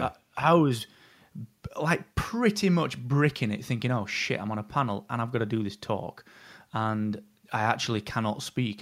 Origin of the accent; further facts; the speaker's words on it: England, United Kingdom; I am really English